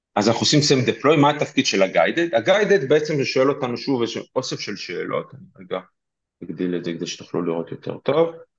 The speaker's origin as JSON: {"language": "Hebrew", "town": "Petah Tikva", "region": "Central District", "country": "Israel", "said": "אני פתח תקוואי גאה"}